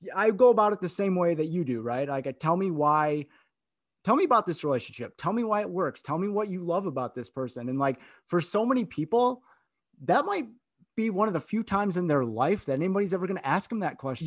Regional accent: Grand Rapids, Michigan, United States; I grew up in Grand Rapids, Michigan

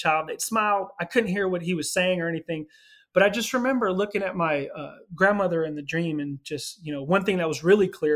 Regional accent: California, United States; also born or lived in Los Angeles, California / Philadelphia, Pennsylvania; Ended up moving back to California, to my hometown

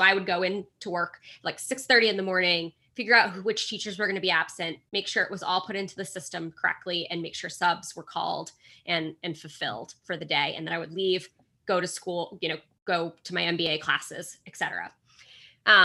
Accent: Boston, Massachusetts, United States; So I grew up in the Boston area, so suburbs of Boston, went to college about 20 minutes away from home

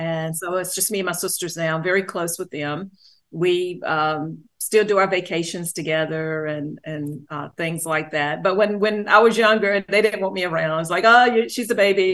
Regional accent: Greensboro, North Carolina, United States; also born or lived in Charlotte, North Carolina; I grew up was born in Greensboro

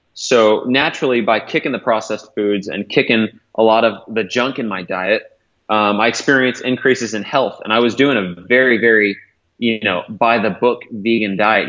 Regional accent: Modesto, California, United States; I grew up in Modesto, in Northern California.

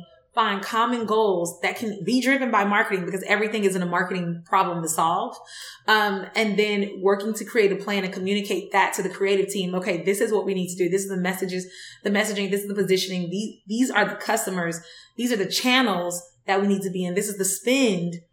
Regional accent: Decatur, Georgia, United States; I was born in Decatur, raised in Decatur in East Atlanta, like zone 6

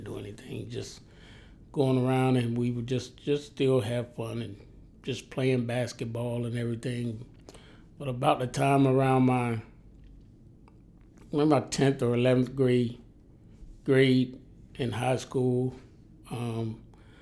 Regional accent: Miami, Florida, United States; also born or lived in Pascagoula, Mississippi / Savannah, Georgia; now in Charleston, United States; whenever I say my hometown, I'm talking about Miami because we only lived in Mississippi for my first year of life.

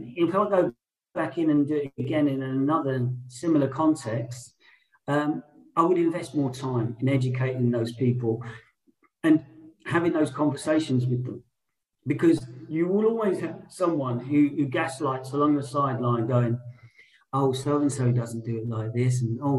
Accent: London, United Kingdom; I'm someone who was born and raised in London my whole life from a white background.

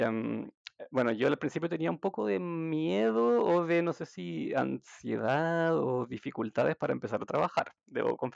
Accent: Santiago, Santiago Metropolitan, Chile; now in Germany; yo soy de Chile, soy de Santiago, de la capital. En la capital viven como unos 6 millones de personas, creo. Bueno, al menos cuando me vine.

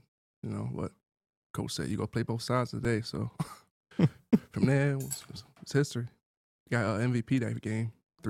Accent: Baltimore, Maryland, United States; Well, I'm from Baltimore, Maryland, East Side.

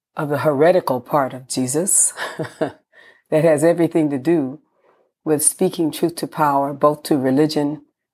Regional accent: San Francisco, California, United States; born in San Francisco, California

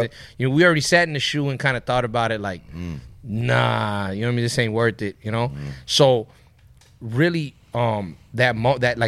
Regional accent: Ontario, California, United States; also born or lived in Montebello, California; I was born in Montebello, and when I was like 4 or 5 years old, we moved to Ontario

